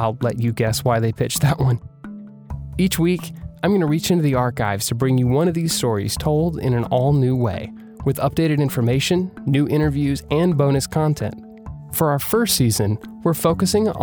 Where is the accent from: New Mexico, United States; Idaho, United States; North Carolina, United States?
North Carolina, United States; my hometown